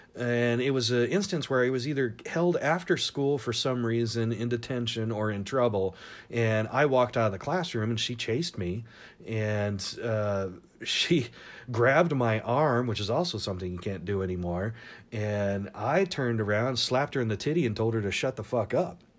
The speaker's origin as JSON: {"language": "English", "town": "Tacoma", "region": "Washington", "country": "United States", "tie": "born or raised there", "also_born_or_lived": "Seattle / San Diego", "said": "growing up in Seattle and Tacoma in the nineties"}